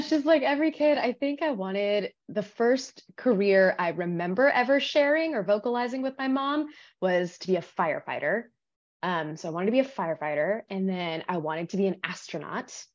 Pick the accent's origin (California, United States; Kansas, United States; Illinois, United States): California, United States; Los Angeles; I was born in the desert, California desert. I was raised in Los Angeles